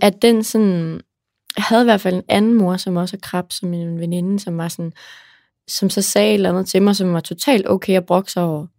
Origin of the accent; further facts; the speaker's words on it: Aarhus, Central Denmark Region, Denmark; jeg er fra Aarhus, der brokker vi os til morgenmad